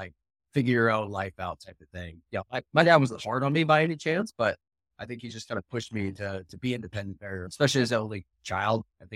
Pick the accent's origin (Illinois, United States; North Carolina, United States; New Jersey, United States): North Carolina, United States; Danville; also born or lived in Northern Virginia; I didn't move around a ton, but I was originally from Danville, North Carolina.